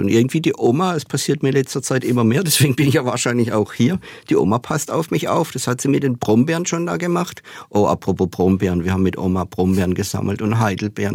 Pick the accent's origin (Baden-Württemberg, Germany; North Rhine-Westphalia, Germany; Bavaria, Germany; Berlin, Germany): Baden-Württemberg, Germany; Hornberg; also born or lived in Offenburg; Ich bin ja in Hornberg aufgewachsen, nicht in den Seitentäler